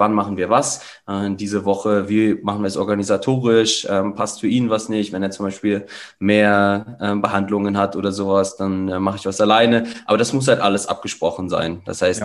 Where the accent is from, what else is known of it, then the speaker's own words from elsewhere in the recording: Kassel, Hesse, Germany; also born or lived in Cologne, Germany; now in Salzburg, Austria; geboren in Kassel, achtundzwanzig Jahre